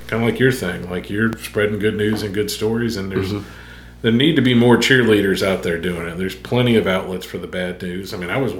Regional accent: New Orleans, Louisiana, United States; now in Columbus, Mississippi, United States; I grew up in New Orleans

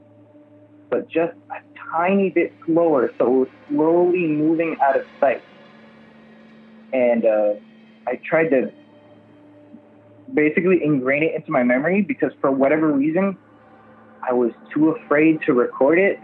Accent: Miami, Florida, United States; I'm from Miami, Florida

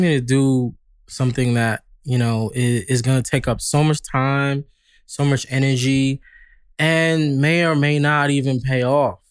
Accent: New York, United States; moved away as an adult; now in Los Angeles, United States; I'm from New York, so we're very, like, we're very upfront

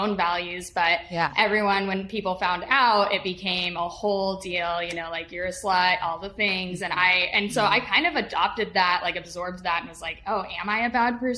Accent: Utah, United States; moved away; I grew up mainly in Utah

